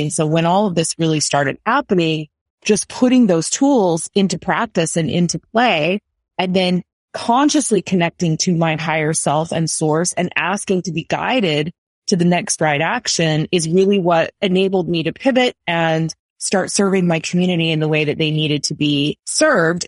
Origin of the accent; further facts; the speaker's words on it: United States; I'm American